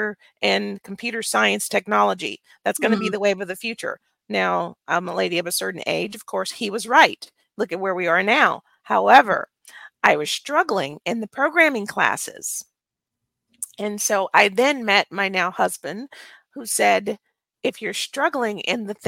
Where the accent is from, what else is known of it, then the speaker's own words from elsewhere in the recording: Birmingham, Alabama, United States; now in Frisco, United States; I was born and raised in Birmingham, Alabama